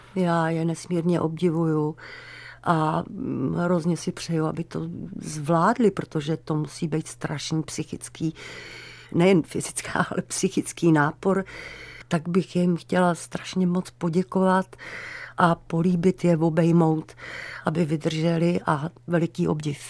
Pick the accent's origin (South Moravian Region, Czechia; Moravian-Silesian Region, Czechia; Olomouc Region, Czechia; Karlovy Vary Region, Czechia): Karlovy Vary Region, Czechia; Karlovy Vary; moved away as an adult; also born or lived in Prague; v Karlových Varech, já jsem tam žila do 8, od 4 do 18.